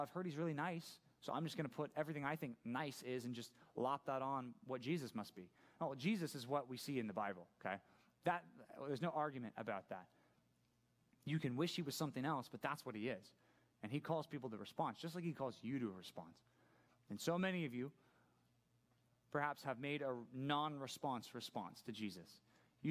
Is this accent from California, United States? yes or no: yes; Laguna Hills, California, United States; also born or lived in San Clemente / Aliso Viejo; Grew up in Laguna Hills